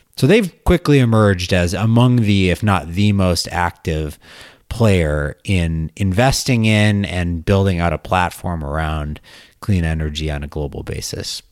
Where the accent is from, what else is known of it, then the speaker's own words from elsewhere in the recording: Wisconsin, United States; moved away; I'm from Wisconsin, and I went back to Wisconsin for, for Thanksgiving